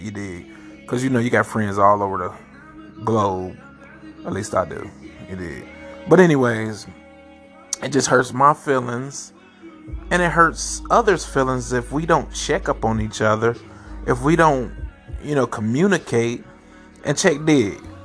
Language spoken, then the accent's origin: English; Ohio, United States; also born or lived in St. Louis, Missouri; I'm from Oheezy for Sheezy